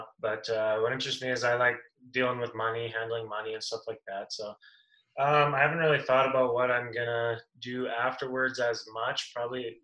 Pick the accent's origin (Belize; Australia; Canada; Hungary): Canada; Edmonton, Alberta; it's in my hometown, too.